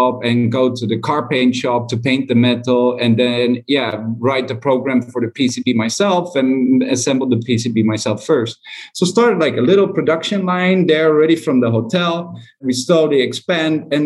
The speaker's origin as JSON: {"language": "English", "country": "Netherlands", "also_born_or_lived": "China", "moved": "as an adult", "said": "I'm from Holland"}